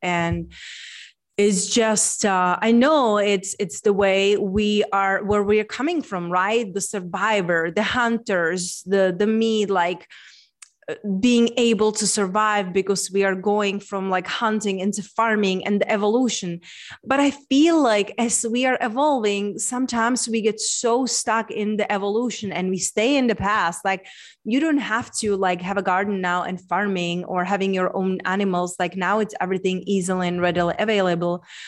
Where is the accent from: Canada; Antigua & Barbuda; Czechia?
Czechia; moved away; I'm from Czech Republic. So, being born in Czech Republic, center of the Europe